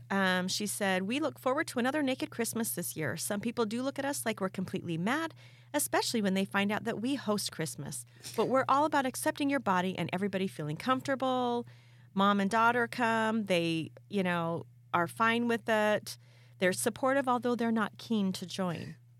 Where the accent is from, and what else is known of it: California, United States; now in Idaho, United States